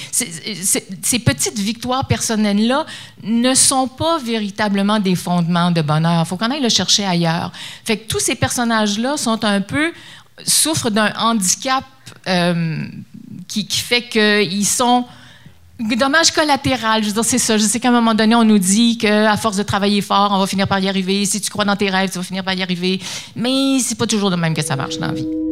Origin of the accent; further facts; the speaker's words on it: Quebec, Canada; moved away as an adult; now in Toronto, Canada; on est originaires du Québec tous les deux. Puis on vit à Toronto depuis, ensemble depuis une trentaine d'années.